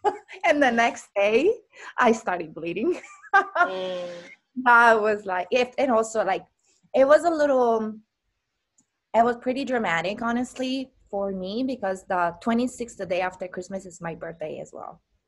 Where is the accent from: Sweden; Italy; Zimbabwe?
Italy; moved away as an adult; now in Hawaii, United States; I got into career and I moved from Italy across the world in Hawaii 10 years ago, over 10 years ago.